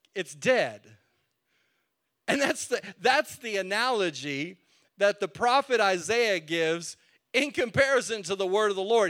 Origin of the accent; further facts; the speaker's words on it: New Mexico, United States; now in Texas, United States; I was born in New Mexico.